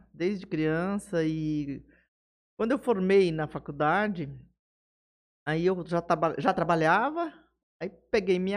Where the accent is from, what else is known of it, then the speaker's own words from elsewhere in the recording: Jales, São Paulo, Brazil; Nasci em Jales. E aí? E aí fiquei por aqui, criei raiz.